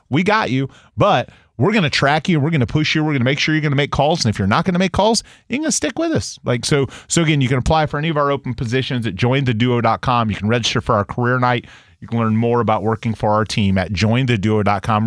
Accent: United States; I'm an American. I'm a patriot

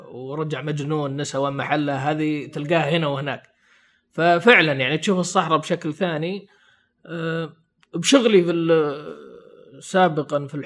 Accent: Saudi Arabia; ما يدرس عندنا بالسعوديه

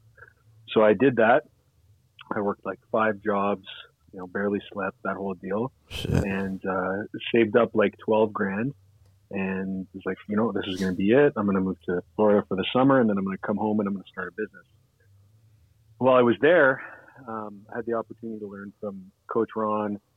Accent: Ottawa, Ontario, Canada; I went to university here in Canada, my hometown in Ottawa, at the University of Ottawa.

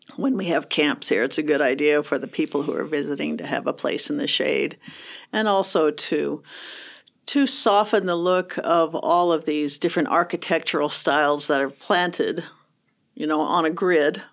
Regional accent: Kearney, Nebraska, United States; also born or lived in Southeast United States / Chadron, Nebraska; Grew up in Kearney, um, graduated from Kearney State

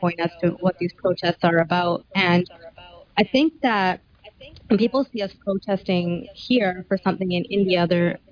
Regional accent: Surrey, British Columbia, Canada; Born and raised in Surrey

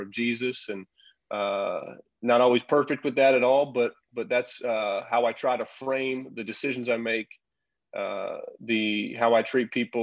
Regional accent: Champaign, Illinois, United States; moved away as an adult; also born or lived in Europe; I'm back here in my hometown with my wife, Teresa

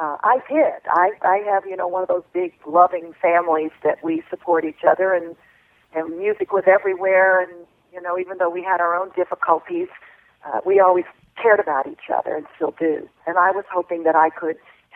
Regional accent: Alabama, United States; when I was 5 years old and growing up in Alabama

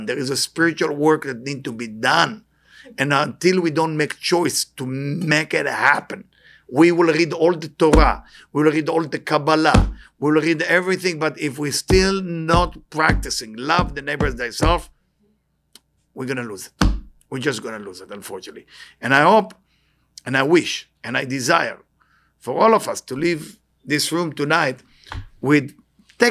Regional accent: Israel; moved away; I'm born in Israel, born and raised in Israel

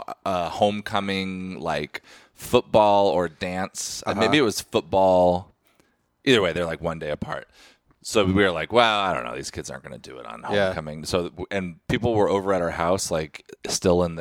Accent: Redmond, Oregon, United States; moved away; Redmond, Oregon. Near Bend, Central Oregon.

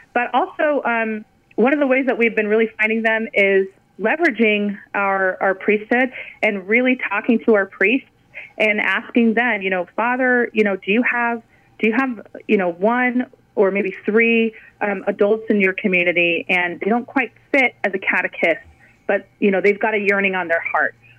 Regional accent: California, United States; moved away as an adult; also born or lived in Fort Hood, Texas; we moved from California, where we, you know, were born and raised and went to college and were starting our life.

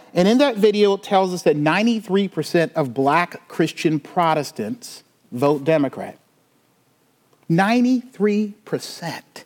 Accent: Charleston, South Carolina, United States; I'm from the South. I grew up in the Bible Belt.

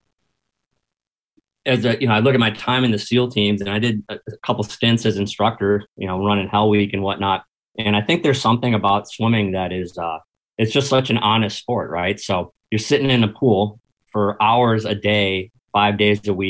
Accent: Milwaukee, Wisconsin, United States; first language English; moved away as an adult; also born or lived in Lombard, Illinois; I'm from Milwaukee.

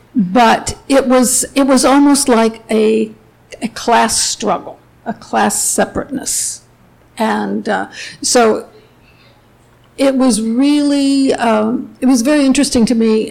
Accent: Cleveland, Ohio, United States; I grew up in Cleveland

